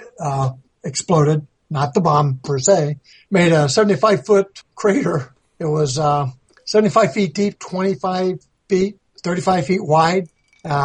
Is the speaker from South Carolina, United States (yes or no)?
yes; South Carolina, United States; I'm from South Carolina